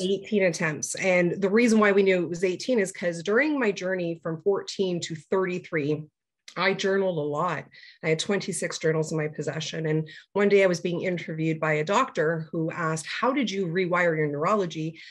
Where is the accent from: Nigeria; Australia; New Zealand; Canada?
Canada; Toronto, Ontario; I hail from Toronto, Ontario, Canada, born and raised.